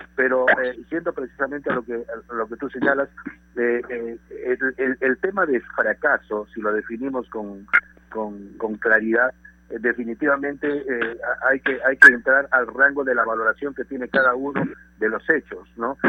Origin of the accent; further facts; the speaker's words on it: Peru; yo como peruano